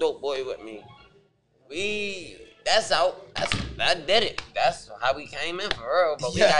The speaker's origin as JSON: {"language": "English", "town": "Baltimore", "region": "Maryland", "country": "United States", "said": "I'm from West Baltimore, Emerson Village, Emerson Avenue, lived on the Avenue, 103 Fiver."}